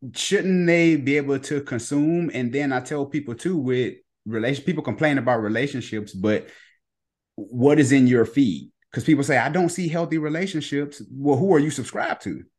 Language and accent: English; Ohio, United States; moved away; also born or lived in Cleveland; my old pastor back in Cleveland. I'm from Ohio